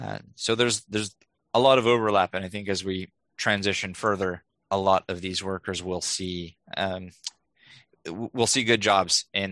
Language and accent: English; India; born there; I was born in India and named by a monk there.